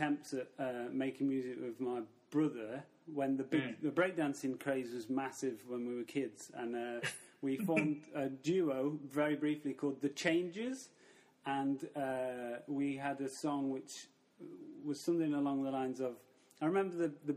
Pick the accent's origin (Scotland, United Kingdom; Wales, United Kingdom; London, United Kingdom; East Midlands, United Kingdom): East Midlands, United Kingdom; Mansfield; moved away as an adult; also born or lived in Nottingham; now in Barcelona, Spain; I grew up in Mansfield, a small town near Nottingham